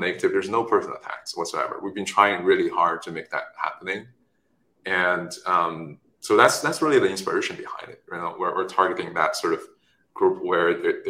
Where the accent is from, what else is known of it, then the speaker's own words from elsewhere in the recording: China; moved away; also born or lived in Stanford; I was born in China, raised there